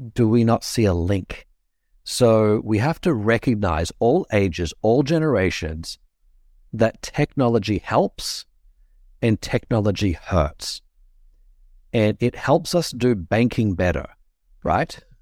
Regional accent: Australia; accent: Australian; my accent is Australian

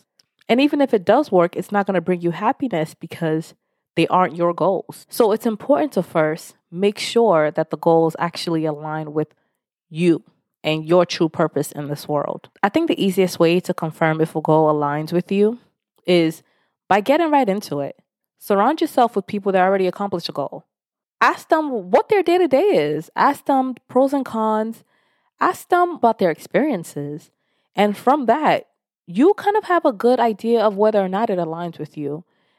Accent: Nigeria; Especially being Nigerian, there are 3 jobs you're supposed to have. Doctor, lawyer, or engineer. Anything out of that, it's like it's just not an option growing up.

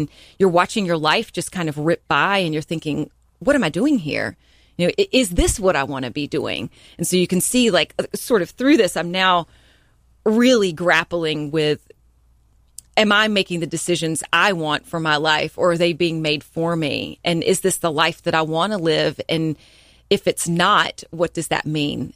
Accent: Hickory, North Carolina, United States; moved away as an adult; also born or lived in Greensboro, North Carolina / Tampa, Florida; now in Charleston, United States; I'm originally from Hickory, North Carolina, and, uh, as, you know, was born and raised there

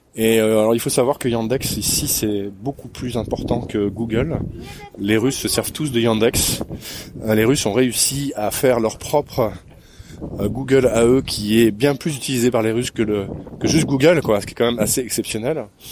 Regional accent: France; je suis français, je voyage dans le coin un petit peu

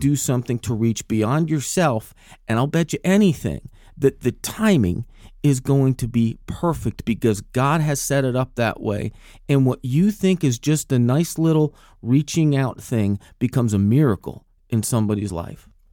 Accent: New Jersey, United States; I'm from New Jersey.

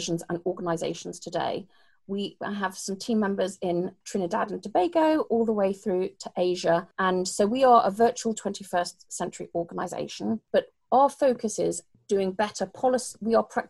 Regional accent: United Kingdom; accent: British; I'm British

